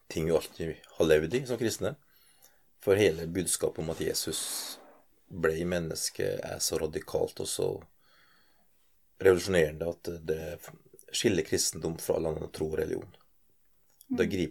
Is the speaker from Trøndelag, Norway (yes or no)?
yes; Trøndelag, Norway; also born or lived in Northern Norway; Jeg er trønder. Levd 21 eh, år i Nord-Norge. Prega av det godt